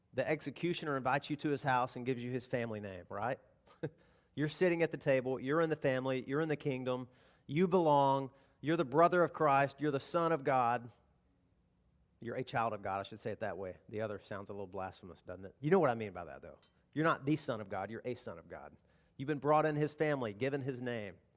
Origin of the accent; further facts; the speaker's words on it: the South, United States; Now, I grew up in the South. I grew up hunting